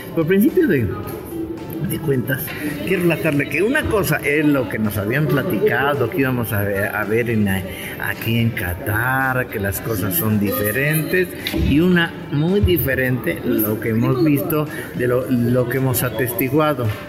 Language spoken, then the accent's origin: Spanish; Mexico; nosotros también como mexicanos